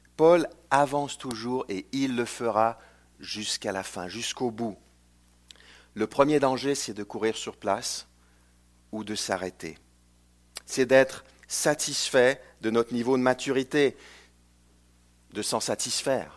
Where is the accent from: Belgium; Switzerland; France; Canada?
Canada; also born or lived in Chicago, United States; je viens du Canada francophone